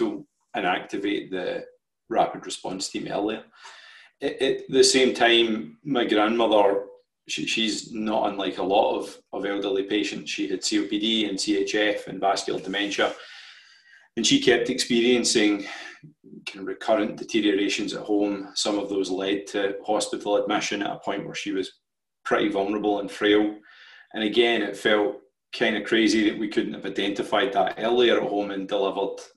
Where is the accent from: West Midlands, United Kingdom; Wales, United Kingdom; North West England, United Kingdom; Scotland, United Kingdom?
Scotland, United Kingdom; Paisley; also born or lived in Glasgow / Dundee; I grew up in Paisley, which is just outside of Glasgow.